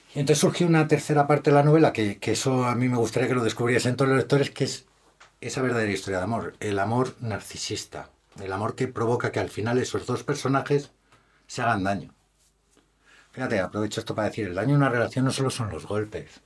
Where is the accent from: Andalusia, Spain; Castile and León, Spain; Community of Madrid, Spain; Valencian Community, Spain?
Community of Madrid, Spain; Madrid; Como buen madrileño que soy, evidentemente tengo que defender mi Madrid